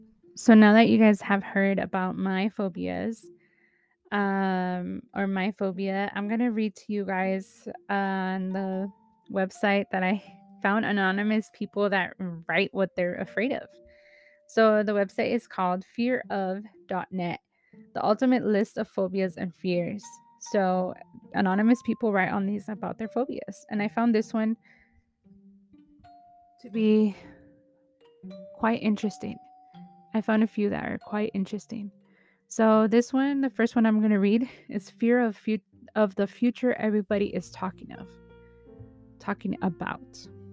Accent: Philippines; but I'm a Filipino and there's so much more responsibilities

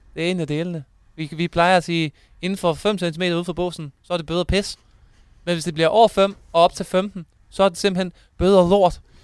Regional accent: Thyregod, Southern Denmark, Denmark; also born or lived in Aarhus; jeg kommer også øh, fra Thyregod

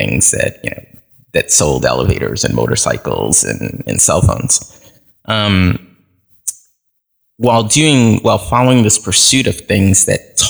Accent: Haiti; now in United States; I was born in Haiti, and my parents had to leave abruptly due to some political insurrection that was going on, and that we were caught up in as a family. So they came here without documentation, and my sister and I followed several

